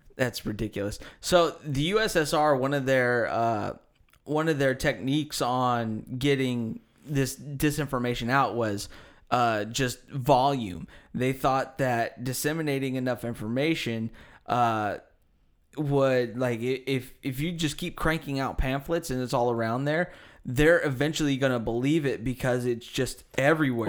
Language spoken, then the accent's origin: English; United States; I'm American. I speak American